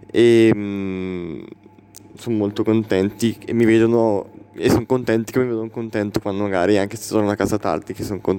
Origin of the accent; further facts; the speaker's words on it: Urago d'Olio, Lombardy, Italy; Di Urago d'Olio.